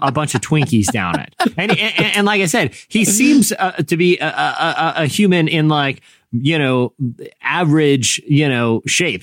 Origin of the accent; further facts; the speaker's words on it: Virginia, United States; I grew up in you know Virginia